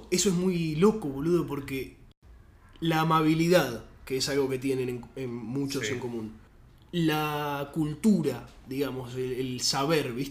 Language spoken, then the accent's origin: Spanish; Venezuela; Cero, yo soy venezolano, ¿viste? O sea, consciente de, dónde viene y todo, pero no tan territorial